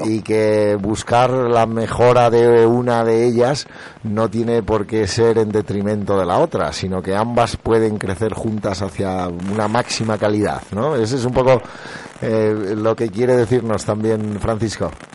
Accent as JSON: {"language": "Spanish", "region": "Castile and León", "country": "Spain", "said": "nuestro orgullo como castellano-leoneses"}